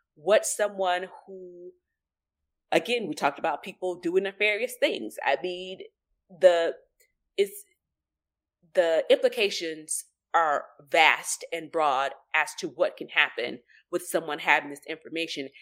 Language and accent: English; United States; we're American